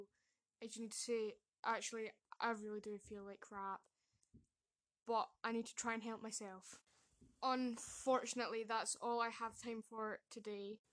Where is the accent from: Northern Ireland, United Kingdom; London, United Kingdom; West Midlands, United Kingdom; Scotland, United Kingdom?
Scotland, United Kingdom; I am from Scotland